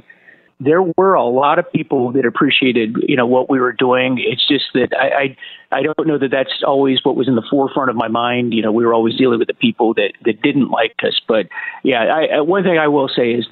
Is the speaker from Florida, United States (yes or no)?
yes; Florida, United States; also born or lived in Norfolk, Virginia / Washington, D.C.; now in Virginia, United States; I'm from Florida originally